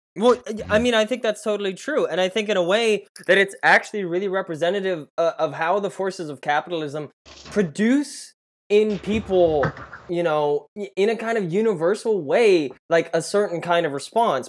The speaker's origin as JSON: {"language": "English", "town": "Tulsa", "region": "Oklahoma", "country": "United States", "tie": "born or raised there", "said": "I took that drive literally every day in high school to Booker T uh, because I grew up on Brookside, down Peoria"}